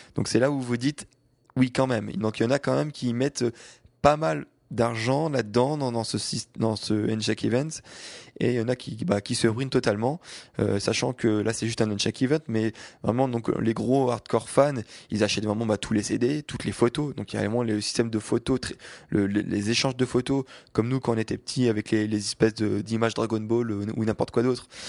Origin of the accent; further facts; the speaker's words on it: France; je viens de France